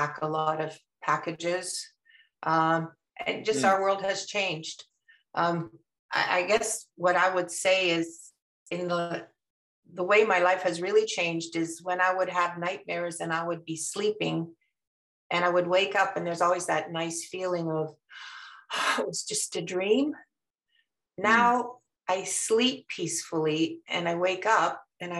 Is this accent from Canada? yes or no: yes; Canada; moved away as an adult; now in Maryland, United States; I was born in Canada. My parents ended up living in Canada